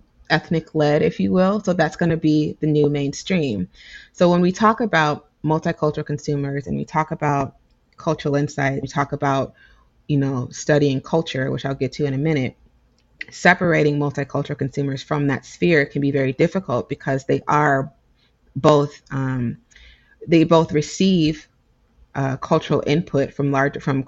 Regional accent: United States; I'm an American

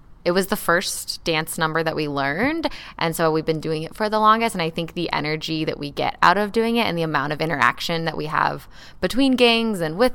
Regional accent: Venezuela; now in Hood River, United States; I grew up in Venezuela

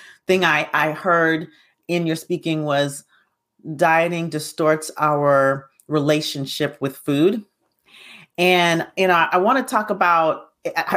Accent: Alabama, United States; I grew up in Alabama.

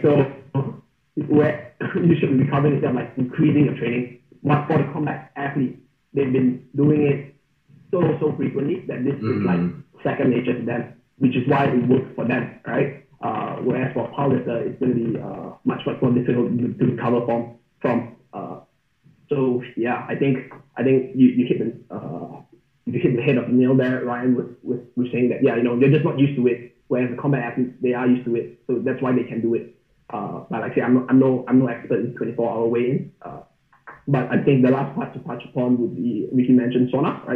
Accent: Malaysia; I'm from Malaysia, so it's, like, 30 to 33 degrees year-round. We don't have seasons there.

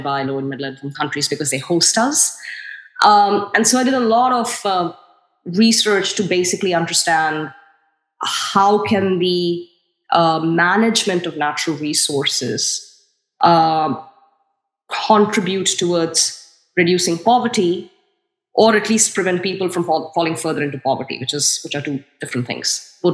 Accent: New Delhi, Delhi, India; moved away as an adult; also born or lived in United States; I grew up in India. I grew up in New Delhi, and I lived there for 24 years, and I studied there

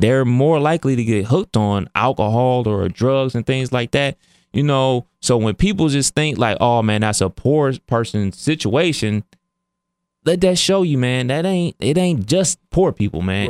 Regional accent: Cleveland, Ohio, United States; that's my hometown

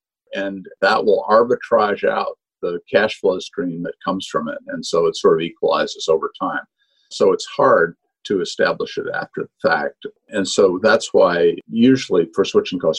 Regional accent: Vermont, United States; I'm from Vermont, so it's an area I know well, more cows than people

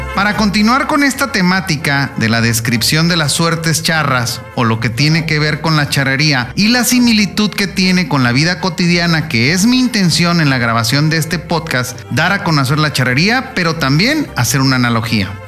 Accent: Mexico; en mi país, México

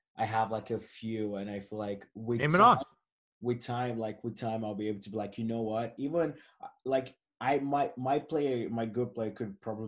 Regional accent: Toronto, Ontario, Canada; I'm from Toronto, I'm Canadian

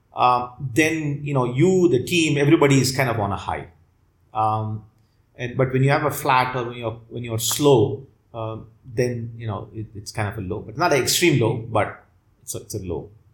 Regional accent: Chennai, Tamil Nadu, India; i grew up in chennai

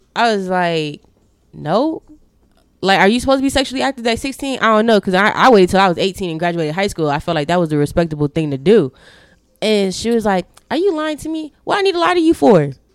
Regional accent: Chicago, Illinois, United States; moved away; when I was growing up in Chi, uh, Chicago, my grandfather stayed literally down the street

